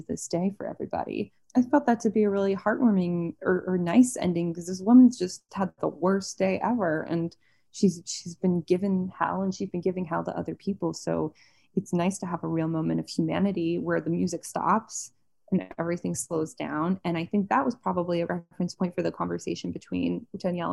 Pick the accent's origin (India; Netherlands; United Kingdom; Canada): Canada; Toronto, Ontario; moved away; also born or lived in New York; I'm from Toronto, but I lived in New York for 7 years.